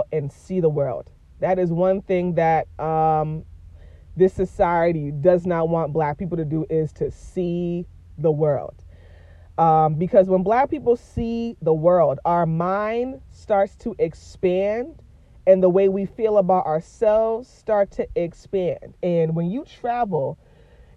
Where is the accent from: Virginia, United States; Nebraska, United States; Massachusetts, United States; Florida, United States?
Massachusetts, United States; Boston; moved away as an adult; born and raised in Boston, but I grew up in the hood, man.